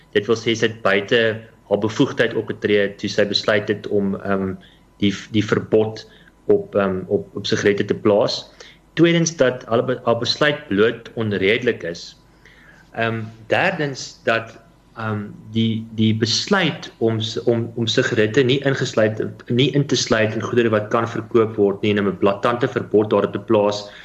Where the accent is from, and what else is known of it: South Africa